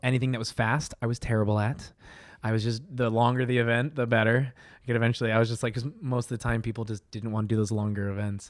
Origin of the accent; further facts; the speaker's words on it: Colorado, United States; moved away as an adult; also born or lived in North Dakota; now in New York City, United States; from Colorado, raised there my whole life